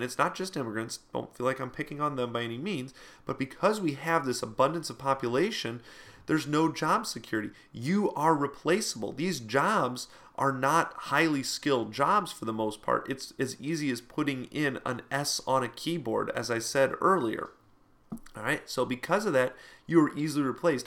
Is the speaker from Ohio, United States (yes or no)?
yes; Toledo, Ohio, United States; in my hometown here, uh, Toledo area